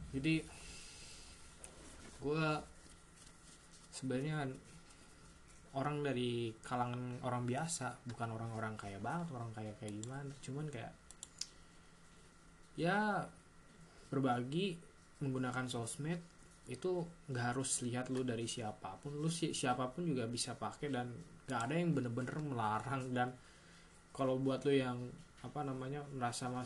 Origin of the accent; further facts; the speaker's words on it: Tasikmalaya, West Java, Indonesia; also born or lived in Kalimantan; gue uh, lahir di Tasik besar di Kalimantan umur sampai umur 9-10 tahun dan kembali lagi di Tasik mengenyam pendidikan yang cukup lama di sini sampai sekiranya SMA